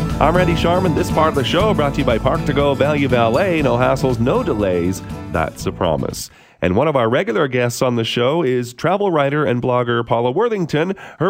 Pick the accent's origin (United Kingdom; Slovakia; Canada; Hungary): Canada; Saskatoon, Saskatchewan; I can remember growing up in Saskatoon